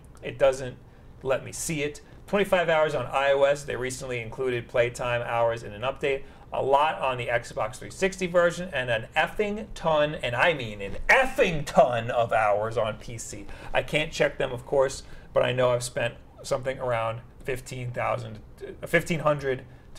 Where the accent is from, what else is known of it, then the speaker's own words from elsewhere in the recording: New York, United States; we're from New York